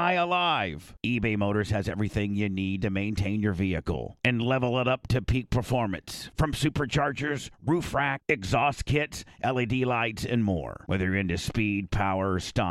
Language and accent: English; Warsaw, Indiana, United States; my hometown, Warsaw, Indiana